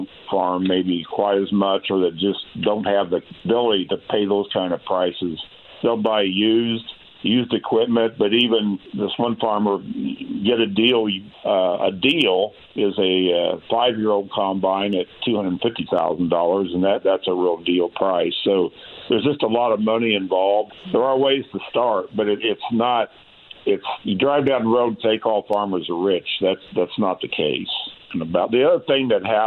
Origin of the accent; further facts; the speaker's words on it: Greenwood, Indiana, United States; I grew up on farm ground in Johnson County, just south of Greenwood